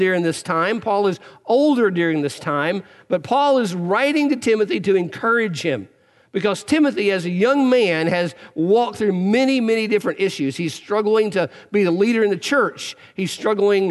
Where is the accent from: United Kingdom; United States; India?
United States; Eastern Kentucky; I grew up in Eastern Kentucky